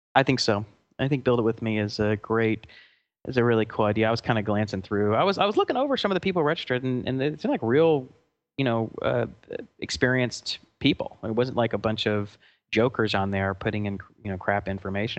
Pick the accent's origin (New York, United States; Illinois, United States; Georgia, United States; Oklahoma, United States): Georgia, United States; Atlanta; moved away; we're from Atlanta